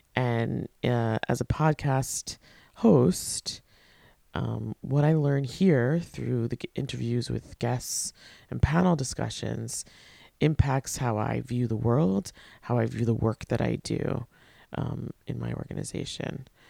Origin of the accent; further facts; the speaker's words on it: Port Washington, New York, United States; I went to, uh, middle school and high school with her in my hometown of Port Washington, Long Island